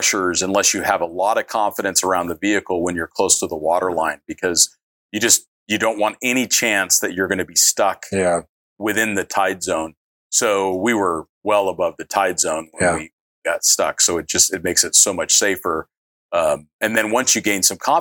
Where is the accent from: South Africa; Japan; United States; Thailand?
United States; I'm an American with an American passport